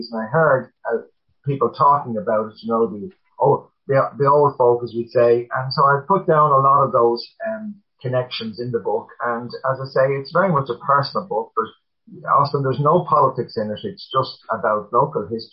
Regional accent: Dublin, County Dublin, Ireland; I grew up in Villa Park, which is beside the Phoenix Park in the Navan Road area

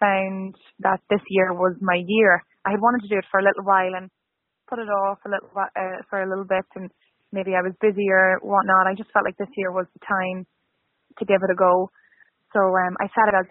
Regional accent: Cooley, County Louth, Ireland; moved away as an adult; now in Toronto, Canada; I'm from here, I'm from County Louth, I'm Cooley, and I grew up with the Rose of Tralee

